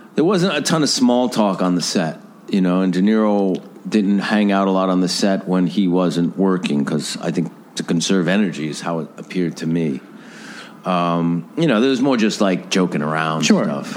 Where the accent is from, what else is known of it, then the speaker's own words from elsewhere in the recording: Mount Vernon, New York, United States; where I grew up in Mount Vernon